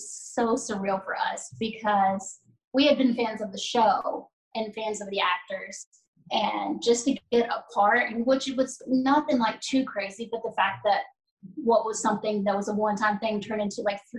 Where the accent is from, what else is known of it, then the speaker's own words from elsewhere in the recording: Missouri, United States; now in Nashville, United States; I'm originally from Missouri, but I live here in Nashville now. I have since 2013